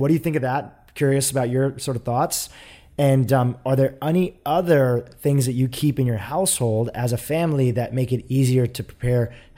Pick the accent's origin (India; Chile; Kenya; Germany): India; I'm from India, and you know, I can remember people putting things like ghee in their tea a little bit